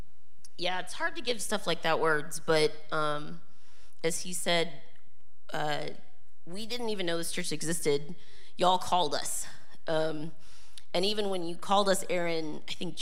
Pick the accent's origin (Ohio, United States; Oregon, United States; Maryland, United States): Ohio, United States; Dayton; I grew up in Dayton